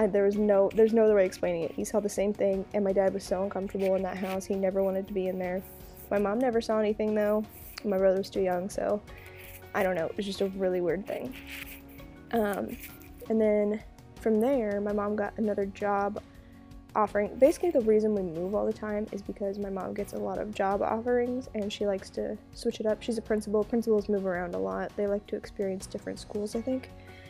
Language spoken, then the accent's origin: English; Burlington, Kansas, United States; born there; I was born in Burlington, Kansas. I was technically born in Emporia, the hospital, but I lived in Burlington.